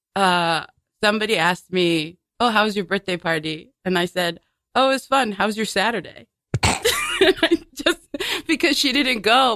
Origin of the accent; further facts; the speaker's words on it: New York City, New York, United States; I grew up in Bay Ridge